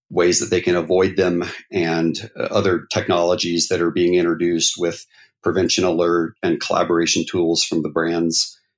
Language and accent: English; North Carolina, United States; now in Utah, United States; So uh, I was born and raised mostly in North Carolina and in the South. My dad was military, so we moved about every three years.